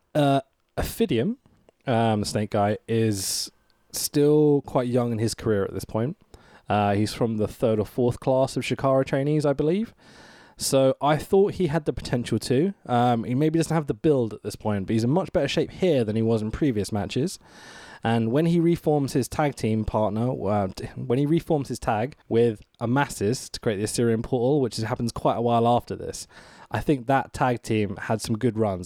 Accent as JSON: {"language": "English", "country": "United Kingdom", "said": "as a Brit here"}